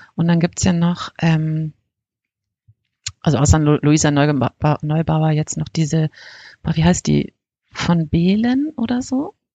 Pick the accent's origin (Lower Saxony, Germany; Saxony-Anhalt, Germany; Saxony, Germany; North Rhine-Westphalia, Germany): North Rhine-Westphalia, Germany; bei uns in NRW